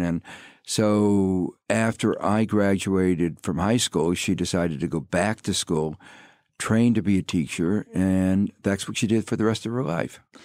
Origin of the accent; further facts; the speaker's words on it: Gary, Indiana, United States; moved away; I grew up in Gary, Indiana, which is a steel town on the southern shore of Lake Michigan